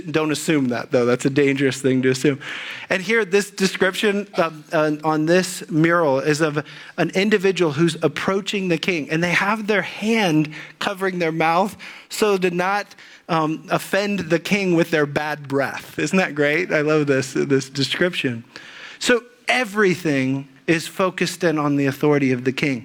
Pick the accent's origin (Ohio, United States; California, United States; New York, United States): Ohio, United States; Dayton; moved away as an adult; also born or lived in Dallas; I grew up in the Dayton area